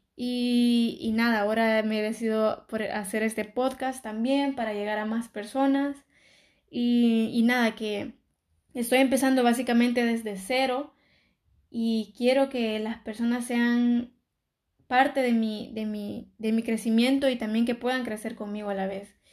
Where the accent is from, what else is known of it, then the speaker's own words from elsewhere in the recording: El Salvador; moved away as an adult; now in Barcelona, Spain; soy de El Salvador, pero vivo en, Barcelona. Y bueno, yo cuando aún vivía en El Salvador y estaba estudiando en el colegio